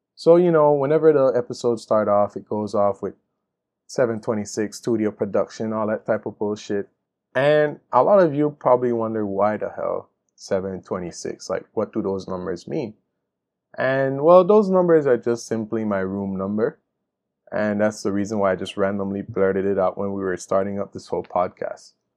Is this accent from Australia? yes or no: no; Belize; my country Belize